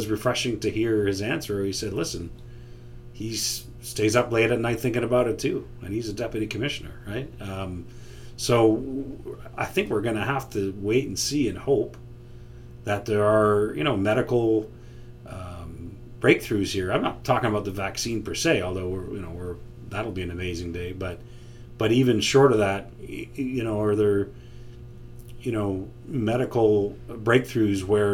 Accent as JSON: {"language": "English", "country": "Canada", "said": "as a Canadian living in Toronto"}